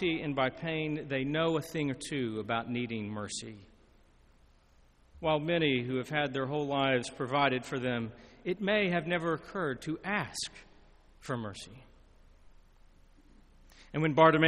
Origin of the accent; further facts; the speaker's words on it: Lebanon, Tennessee, United States; my hometown in Lebanon, Tennessee